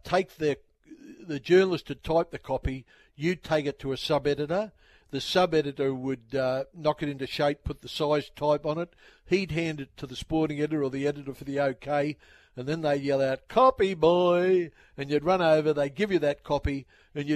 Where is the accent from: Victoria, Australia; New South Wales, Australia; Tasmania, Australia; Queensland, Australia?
New South Wales, Australia; Sydney; I grew up in the Sydney suburb of Padstow